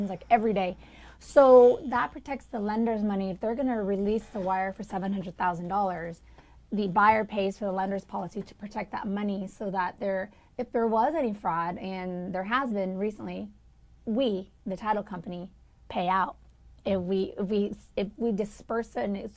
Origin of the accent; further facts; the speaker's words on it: Bay Area, California, United States; moved away; I'm from the Bay Area